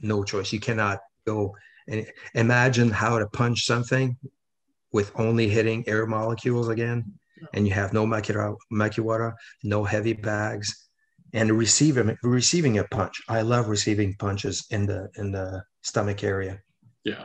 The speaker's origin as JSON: {"language": "English", "region": "Quebec", "country": "Canada", "said": "I'm a guy from Quebec"}